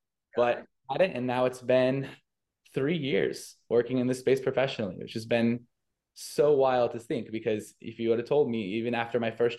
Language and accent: English; United States; So growing up, I was born and raised in the US. So I had this interesting mix of like Middle Eastern kind of cultural tendencies, as well as like very much immersed in the Western idealism that is America.